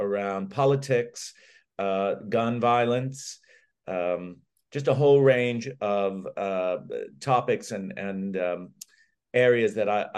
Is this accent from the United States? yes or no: yes; United States; moved away as an adult; now in London, United Kingdom; as an American expat